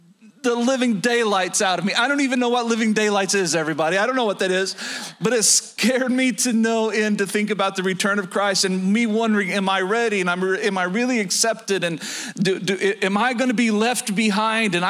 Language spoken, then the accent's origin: English; Oklahoma, United States; moved away; Down south, where I was born and raised in Oklahoma